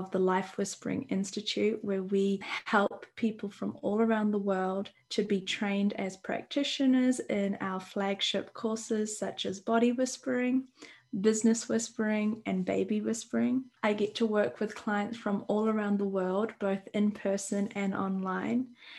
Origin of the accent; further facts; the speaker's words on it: New Zealand; I'm from New Zealand and I'm in New Zealand